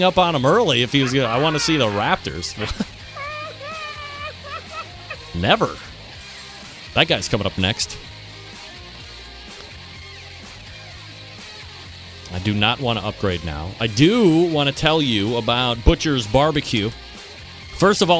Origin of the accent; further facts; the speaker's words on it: Cleveland, Ohio, United States; my hometown, Cleveland Cavaliers